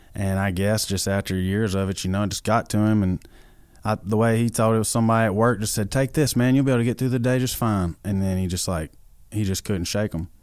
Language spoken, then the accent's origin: English; White House, Tennessee, United States; moved away as an adult; now in Nashville, United States; I'm from White House, Tennessee. It's a town of just thousands of people